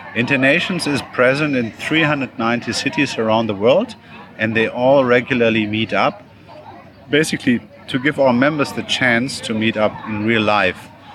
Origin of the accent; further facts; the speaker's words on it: Bonn, North Rhine-Westphalia, Germany; moved away; I grew up in Bonn. I went here to high school